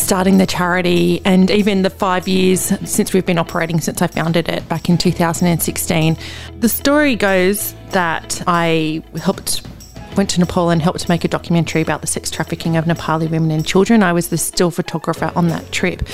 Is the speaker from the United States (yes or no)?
no; Australia; also born or lived in Newcastle, New South Wales; I was born in Australia, that I live here now